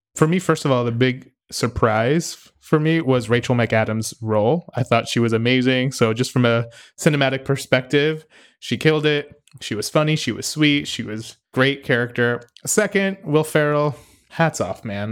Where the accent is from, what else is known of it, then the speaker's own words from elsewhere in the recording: United States; as a American